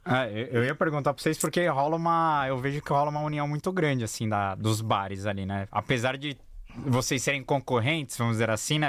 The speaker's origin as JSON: {"language": "Portuguese", "area": "ABC Paulista", "region": "São Paulo", "country": "Brazil", "said": "eu sou do ABC."}